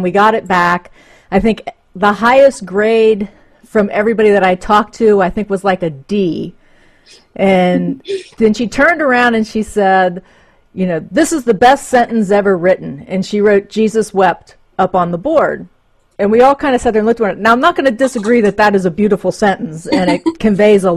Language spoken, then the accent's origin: English; Reading, Ohio, United States; also born or lived in Middletown, Ohio; I grew up actually outside of Cincinnati. In a place called Reading